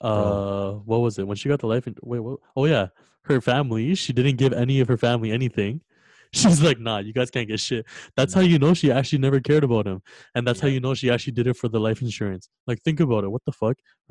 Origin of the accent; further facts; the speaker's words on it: Canada; we're from Canada